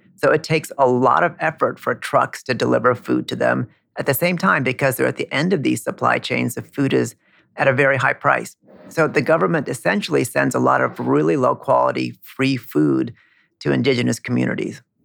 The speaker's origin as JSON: {"language": "English", "region": "California", "country": "United States", "tie": "born or raised there", "moved": "yes", "lives_now": "Queens, New York, United States", "said": "my parents come from India. I grew up in California"}